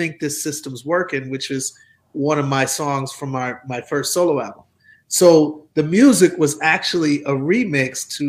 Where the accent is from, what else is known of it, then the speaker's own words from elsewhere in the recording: Milwaukee, Wisconsin, United States; moved away; also born or lived in Atlanta; I'm from Milwaukee